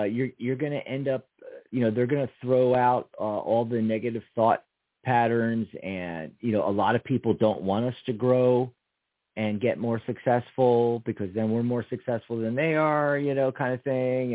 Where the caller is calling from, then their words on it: New York, United States; I'm calling from New York